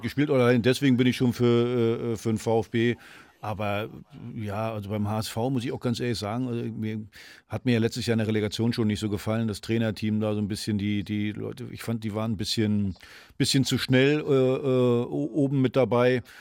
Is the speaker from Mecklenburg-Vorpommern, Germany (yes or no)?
yes; Mecklenburg-Vorpommern, Germany; moved away; aus meiner alten Heimat